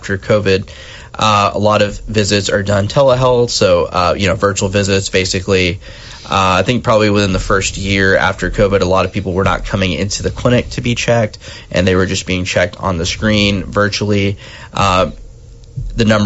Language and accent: English; Texarkana, United States; also born or lived in Austin, Texas; now in Shreveport, United States; I grew up in Texarkana